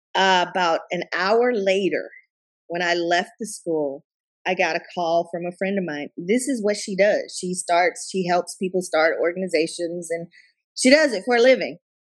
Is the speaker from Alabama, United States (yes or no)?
yes; Tuscaloosa, Alabama, United States; also born or lived in Katy and Richmond area, Texas; now in Katy, United States; my home home state of Alabama and my hometown there in Tuscaloosa